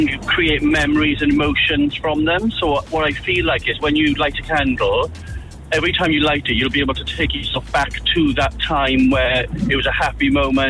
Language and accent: English; Port Talbot, Wales, United Kingdom; moved away as an adult; now in Glasgow, United Kingdom; I'm from South Wales, Port Talbot.